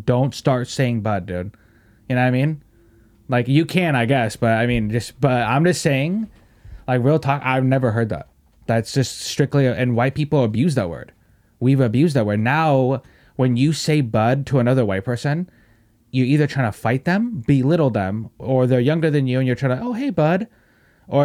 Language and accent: English; England, United Kingdom; I shouldn't have to tell you I'm from England.